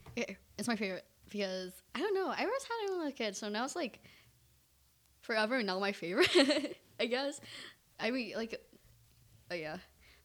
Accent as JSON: {"language": "English", "country": "Vietnam", "said": "I'm Vietnamese!"}